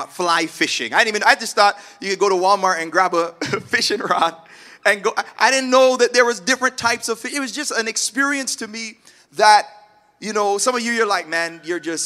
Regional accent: Toronto, Ontario, Canada; moved away as an adult; also born or lived in Malvern, Toronto; now in Oshawa, Canada; I grew up in Scarborough. I rep it all the time.

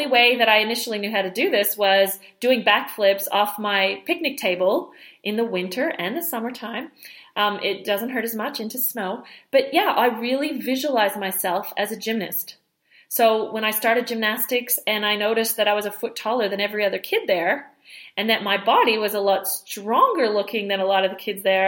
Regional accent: Montreal, Quebec, Canada; I grew up in the French part of Canada in Montreal

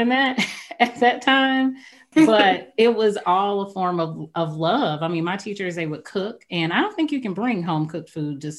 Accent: St. Louis, Missouri, United States; I grew up, and I'm from St. Louis, Missouri too, like you, Ms. Williams, but I grew up going to the St. Louis City public schools in North St. Louis

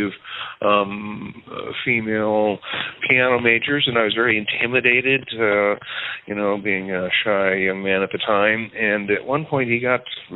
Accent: Hastings, Nebraska, United States; I grew up in Hastings, Nebraska

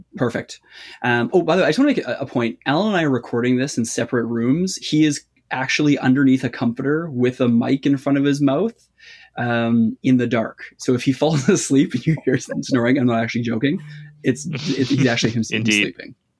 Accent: Canada; accent: Canadian; You'll have to excuse my accent. I'm Canadian.

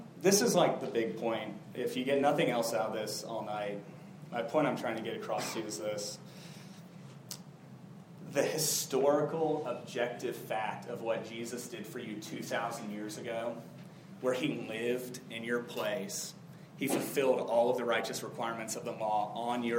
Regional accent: South Florida, United States; when I was a kid, I grew up in South Florida

